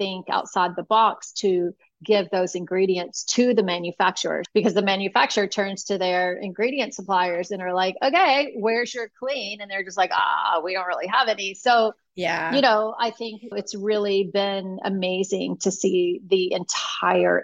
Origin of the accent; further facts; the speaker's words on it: Texas, United States; moved away; also born or lived in California; being back in my home state